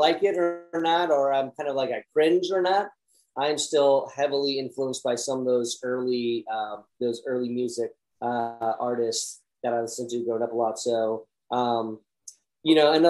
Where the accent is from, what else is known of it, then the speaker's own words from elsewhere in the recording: Vacaville, California, United States; I pretty much been up and down the West Coast my whole life, but I grew up in a town called Vacaville, California.